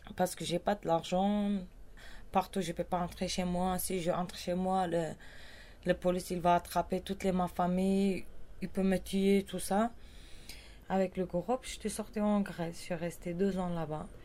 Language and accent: French; Kurdistan, Turkey; French is a second language; moved away; je viens du cœur de Kurdistan, Havan